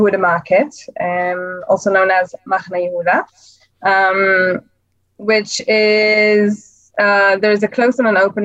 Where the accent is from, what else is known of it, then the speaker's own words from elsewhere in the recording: England, United Kingdom; now in Jerusalem, Israel; I'm English